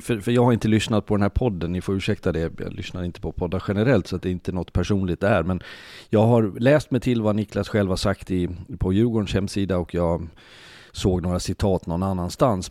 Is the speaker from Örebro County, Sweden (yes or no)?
no; Leksand, Dalarna County, Sweden; Jag är född och uppvuxen i Leksand, bor i Leksand